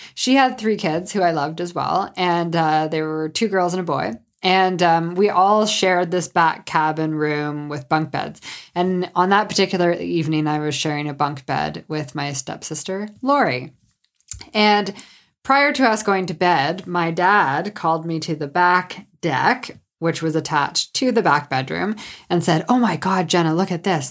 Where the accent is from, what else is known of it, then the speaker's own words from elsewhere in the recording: Sault Ste. Marie, Ontario, Canada; I'm from Sault Ste. Marie, Ontario, which is on Lake Superior